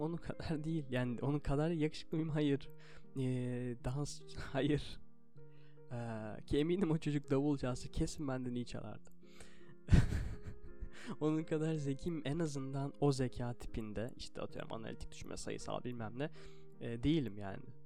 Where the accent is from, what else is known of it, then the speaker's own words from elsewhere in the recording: Turkey; burada doğdum, bu dili konuşuyorum